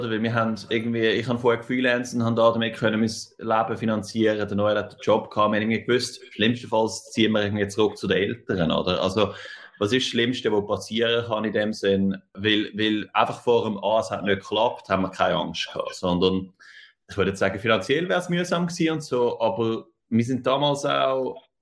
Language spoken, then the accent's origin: German; Zurich, Switzerland; now in New York, United States; Und also ich komme ursprünglich aus Zürich, beziehungsweise aus der Aglo, aber, aber nachher äh, in Zürich gelebt, irgendwie ab, ab 12, oder 13.